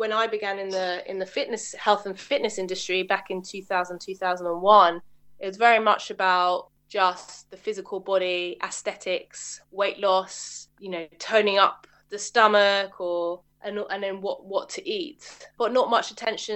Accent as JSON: {"language": "English", "area": "Middlesex", "region": "outskirts of London", "country": "United Kingdom", "tie": "born or raised there", "said": "I grew up, I guess, just on the outskirts of London, Middlesex"}